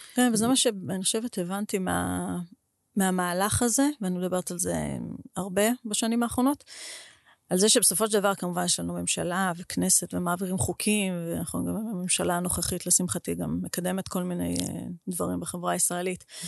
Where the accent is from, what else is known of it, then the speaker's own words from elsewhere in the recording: Israel; אני מישראל הקטנה